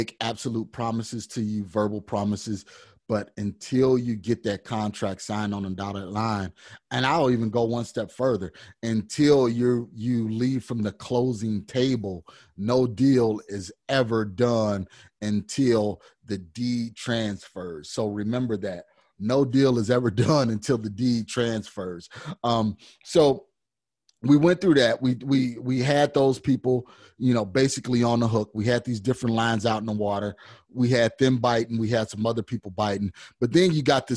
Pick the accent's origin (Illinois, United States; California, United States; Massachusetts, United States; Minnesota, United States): Illinois, United States; Chicago; now in Arizona, United States; Now, I'm from Chicago.